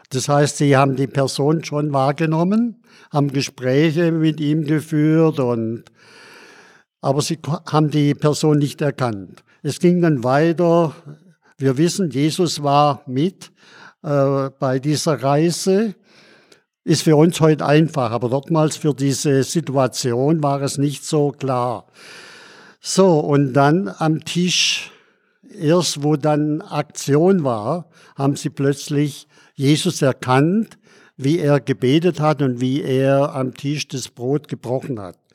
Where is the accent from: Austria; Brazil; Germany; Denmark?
Germany; Schondorf, Bavaria; Und dann sage ich, ich komme aus Schondorf.